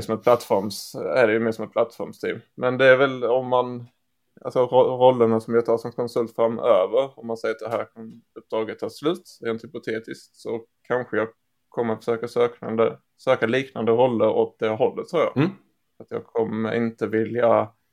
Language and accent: Swedish; Skåne, Sweden; det här skånska ärret